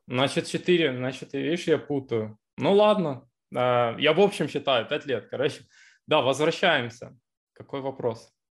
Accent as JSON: {"language": "Russian", "town": "Zaporizhzhia", "region": "Zaporizhzhia Oblast", "country": "Ukraine", "moved": "as an adult", "lives_now": "Israel", "said": "я сам из Запорожья"}